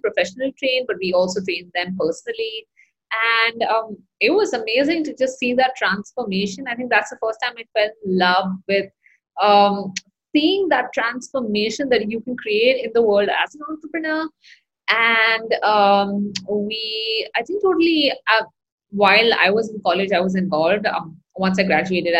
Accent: Mumbai, Maharashtra, India; moved away; I am originally from Mumbai, India

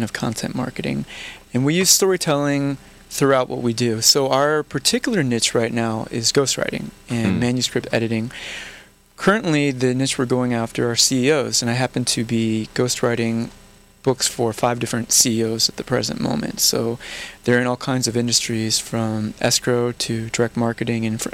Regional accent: Missouri, United States; moved away as an adult; also born or lived in California; I'm from Missouri

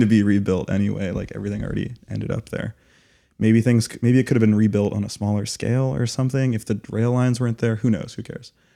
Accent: Las Vegas, Nevada, United States; moved away as an adult; also born or lived in Arizona / Germany; now in Chicago, United States; I grew up in Arizona and, but majority in Las Vegas, um, with a little bit of time in Germany as a kid as well

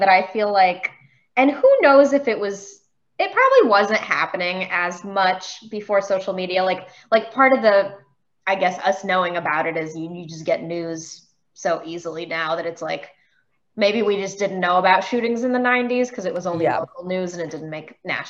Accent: Beachwood, Ohio, United States; I grew up in Beechwood, which is a little city like 20 minutes east of Cleveland.

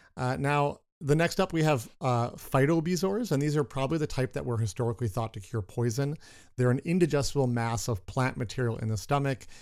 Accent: Minnesota, United States; we're from Minnesota.

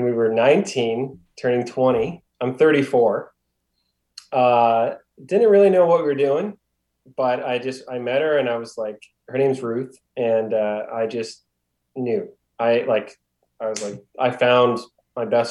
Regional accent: Halifax, Nova Scotia, Canada; also born or lived in Ontario; I've been born and raised in Halifax, Nova Scotia, tiny little province on the east coast of Canada

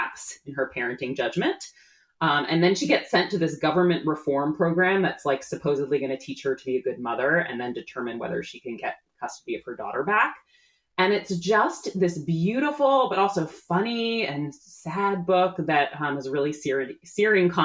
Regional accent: Newton, Massachusetts, United States; also born or lived in Brooklyn, New York; now in Cape Cod, United States; I grew up in Newton, Massachusetts, that's home to the wonderful Newtonville Books.

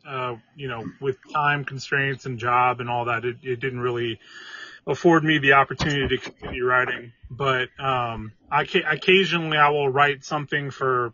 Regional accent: Washington, United States; also born or lived in Louisville, Kentucky; now in Tucson, United States; I'm from Washington State originally

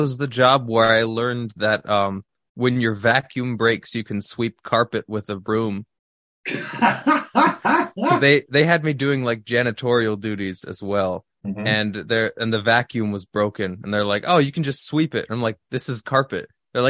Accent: California, United States; I was going to college in Minnesota. I was originally from California.

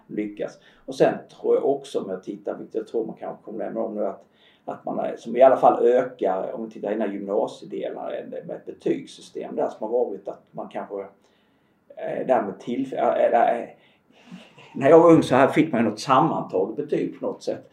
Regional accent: Halland County, Sweden; nu är jag ju född och uppvuxen i Halland

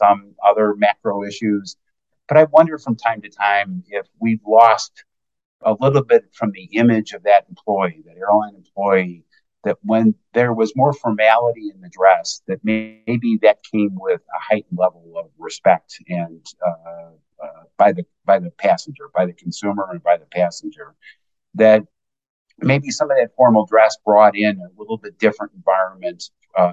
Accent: Oak Park, Illinois, United States; my hometown of Oak Park, Illinois

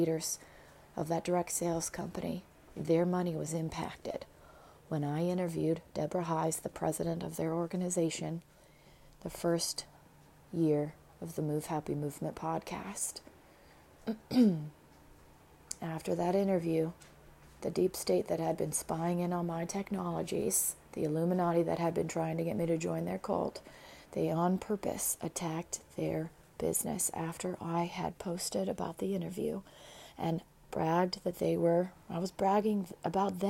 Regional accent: United States; being an American

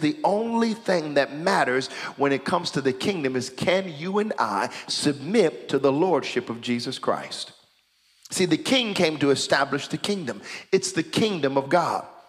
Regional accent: United States; now in Canada; America, where I am from

